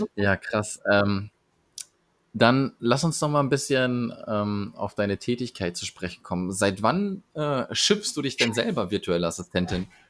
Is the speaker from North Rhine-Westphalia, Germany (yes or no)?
yes; Sauerland, Arnsberg district, North Rhine-Westphalia, Germany; ich komme aus dem Sauerland und das ist so mhm. aber am Rande, ähm, Kreis Arnsberg